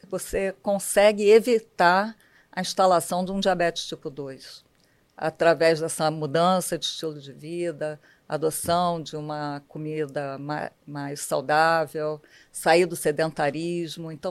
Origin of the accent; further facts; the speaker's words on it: Rio de Janeiro, Brazil; eu nasci na Tijuca, sou tijucana.